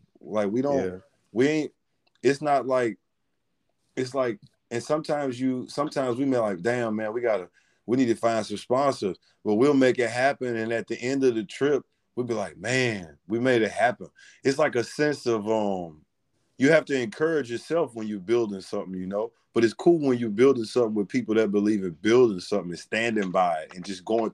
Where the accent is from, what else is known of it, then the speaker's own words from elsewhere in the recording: Louisiana, United States; I'm from Louisiana